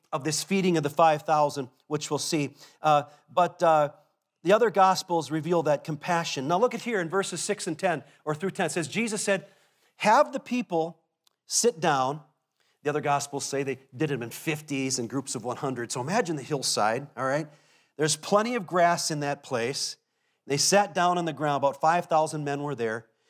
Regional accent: Minnesota, United States; as a Minnesotan

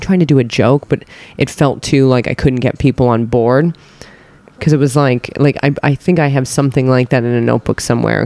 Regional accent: United States; I'm American

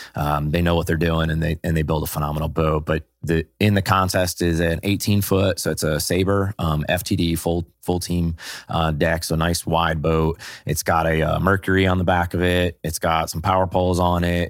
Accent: New England, United States; I grew up in New England

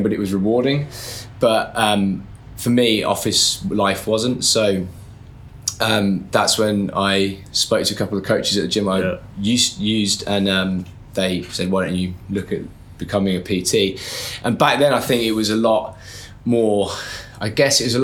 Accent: Birmingham, West Midlands, United Kingdom; moved away; So I'm from Birmingham. When I was there, I never went to uni or anything. I left school, started working straight away

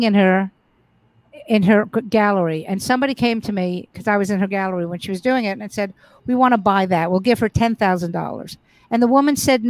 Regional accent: New York City, New York, United States; I grew up in Brooklyn

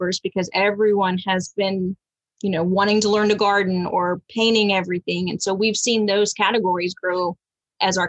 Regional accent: Fayetteville, Texas, United States; where I grew up in Fayetteville

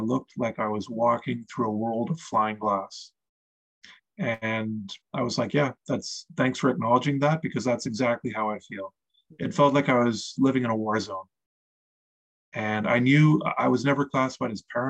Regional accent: Eastern Canada, Canada; I grew up in Eastern Canada

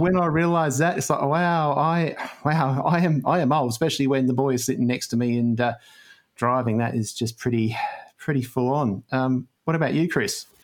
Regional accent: Australia; we're Australian

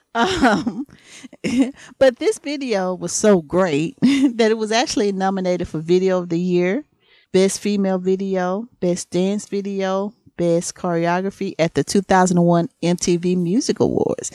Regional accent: the South, United States; accent: country; I'm from the South

